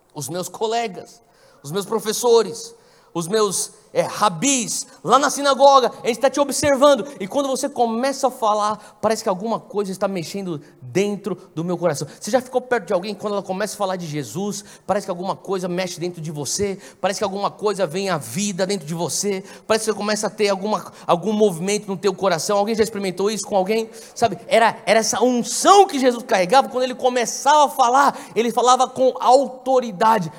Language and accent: Portuguese; São Paulo, Brazil; quando eu era garoto, lá em São Paulo, eu lembro das cruzadas de Carlos Anacondia no ginásio de Ibirapuera